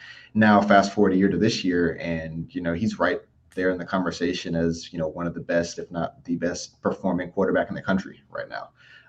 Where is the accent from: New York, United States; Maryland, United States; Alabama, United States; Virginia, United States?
Alabama, United States; Birmingham; moved away as an adult; now in Baton Rouge, United States; I was born in Baton Rouge, but then kind of grew up in Birmingham.